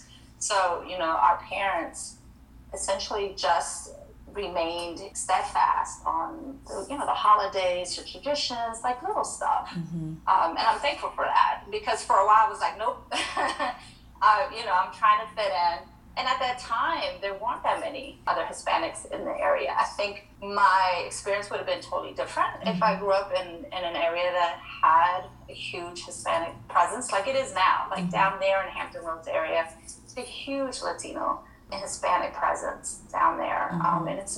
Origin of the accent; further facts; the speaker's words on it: Spain; now in New Jersey, United States; I am a first generation immigrant. My mother is from Spain. I'm also was born and raised in Spain. My dad is Dominican. So even though both of them are Hispanic, two very, very, very different cultures